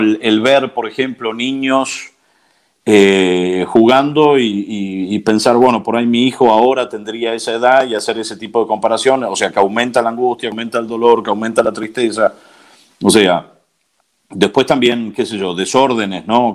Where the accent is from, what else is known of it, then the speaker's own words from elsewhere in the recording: Buenos Aires, Argentina; moved away as an adult; also born or lived in United States / New York / Connecticut / California; now in Civita Castellana, Italy; soy argentino, nací en, Buenos Aires en el 78